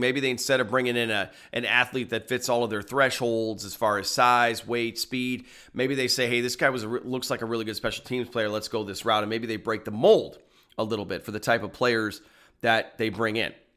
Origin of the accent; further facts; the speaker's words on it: Phoenix, Arizona, United States; my hometown of Phoenix, Arizona